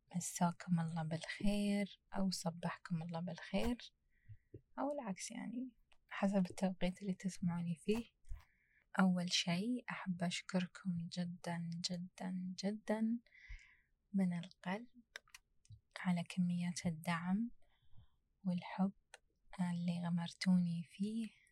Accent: United Arab Emirates; أنا كإماراتية

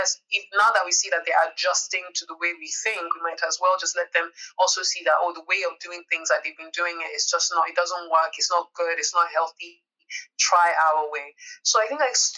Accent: Nigeria; me as a Nigerian

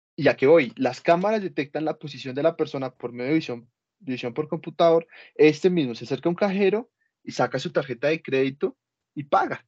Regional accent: Colombia; nosotros como colombianos que no tenemos el pasaporte

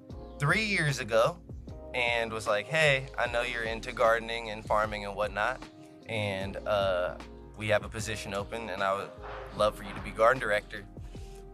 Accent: Cincinnati, Ohio, United States; I am from Cincinnati, Ohio

